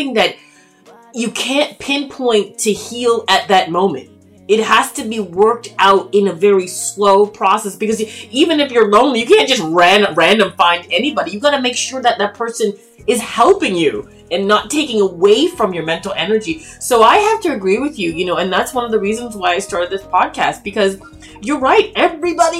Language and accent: English; Toronto, Ontario, Canada; I grew up in, born and raised in Toronto, Canada